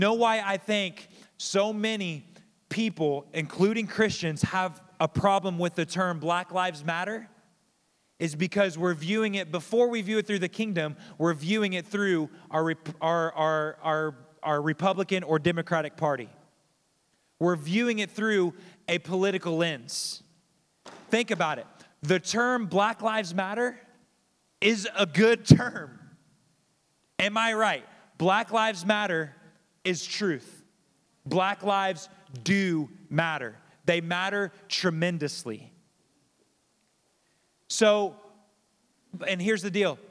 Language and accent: English; Kokomo, Indiana, United States; moved away; I grew up in Kokomo, so I grew up in kind of a more diverse area